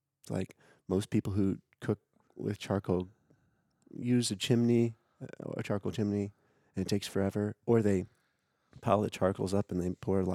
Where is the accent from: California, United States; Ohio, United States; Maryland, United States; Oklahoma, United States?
Oklahoma, United States; Tulsa; moved away; Yeah, I grew up in town.